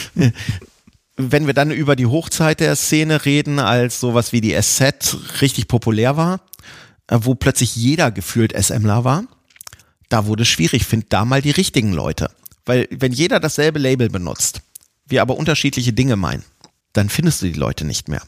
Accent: near Hanover, Lower Saxony, Germany; Ich komme auch nicht direkt aus Hannover, von so einem kleinen Kaff direkt vor Hannover

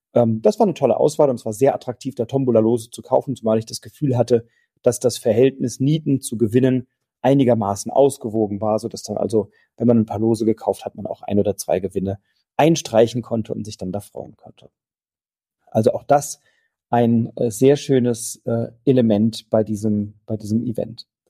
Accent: Wiesbaden, Hesse, Germany; von Wiesbaden, von meiner Heimatstadt

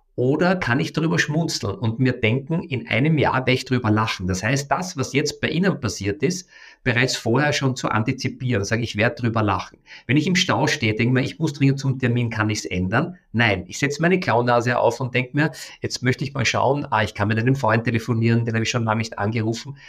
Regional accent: Vienna, Austria; ich komme aus Wien, das ist meine Heimatstadt

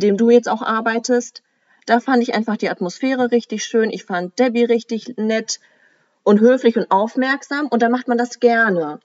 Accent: Germany; bei uns in Deutschland

